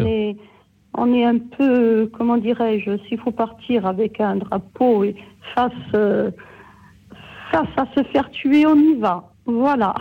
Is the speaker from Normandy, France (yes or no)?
no; Corsica, France; je suis corse